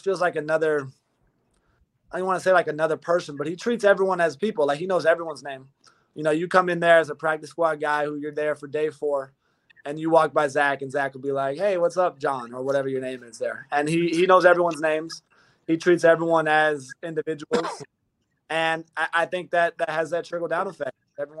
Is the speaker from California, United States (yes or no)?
yes; California, United States; moved away; I'm from Cali